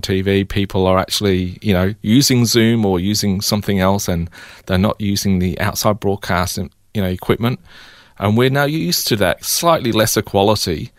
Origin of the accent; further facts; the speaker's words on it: England, United Kingdom; now in Melbourne, Australia; growing up in England